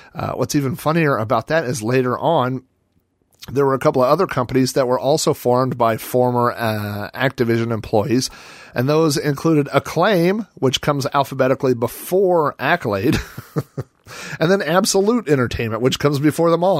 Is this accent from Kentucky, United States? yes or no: no; Oklahoma, United States; I grew up in Oklahoma, home of the Oklahoma Sooners